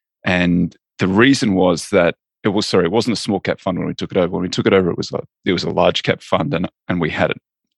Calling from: Los Angeles, California, United States; I'm in Los Angeles in California, the United States of America.

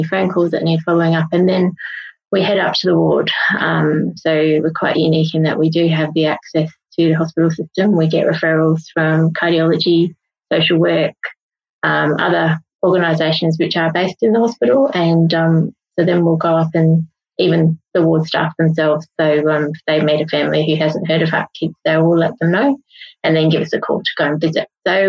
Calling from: Perth, Western Australia, Australia; So I'm joining you guys from Perth in Western Australia.

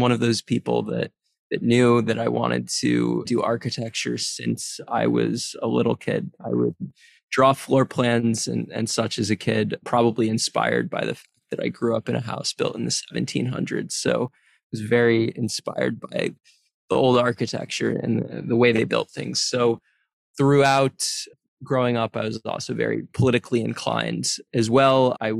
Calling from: New York City, New York, United States; Yes, I'm joining today from New York City.

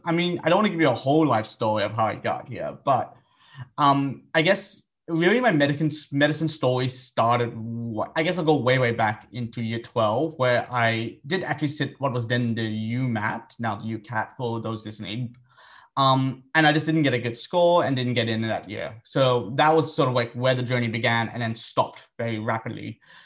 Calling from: Sydney, New South Wales, Australia; I'm calling in from Gadigal country in the Eora Nation.

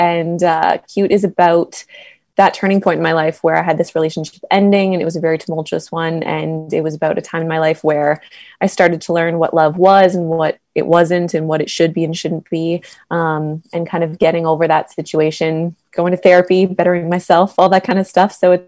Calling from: Toronto, Ontario, Canada; So I'm from Toronto right now.

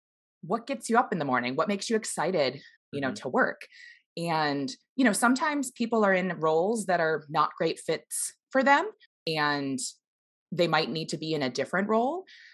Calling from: Seattle, Washington, United States; I'm here in Seattle, Washington.

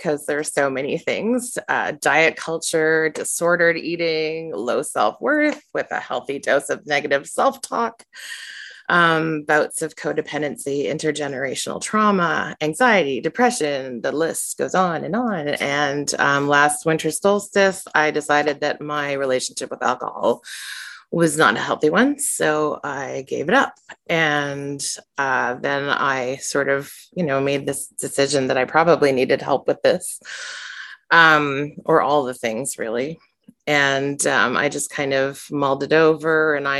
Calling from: Victoria, British Columbia, Canada; and I am joining you from the traditional territory of the Lekwungen people, which is Vic West is where I am in British Columbia.

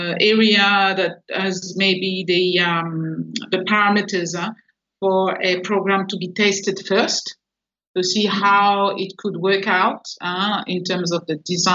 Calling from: Port Vila, Shefa, Vanuatu; I'm in Port Vila in the Vanuatu Chamber of Commerce and Industry office.

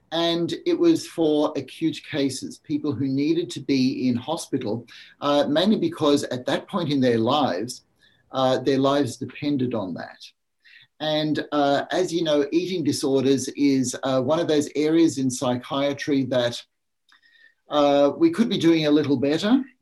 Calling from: Sunshine Coast, Queensland, Australia; I'm beaming in from Australia, from a small place called the Sunshine Coast, which is on the east coast, just north of uh, Brisbane.

